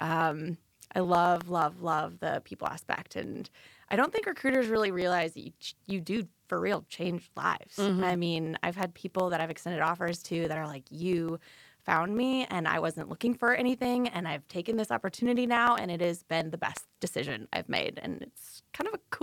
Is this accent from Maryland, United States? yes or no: no; Okoboji, Iowa, United States; accent: Northerner; moved away as an adult; now in Wilmington, United States; I grew up in Iowa. I moved to Wilmington about 7 years ago